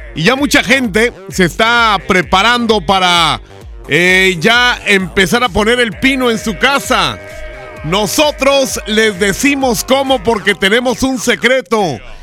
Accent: Mexico; como mexicanos

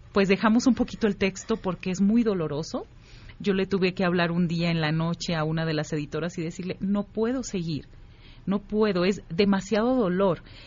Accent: Tamaulipas, Mexico; yo soy de Tamaulipas

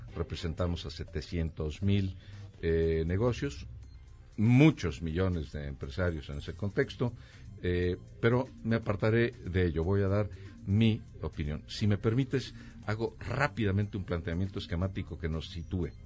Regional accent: Mexico; como mexicano

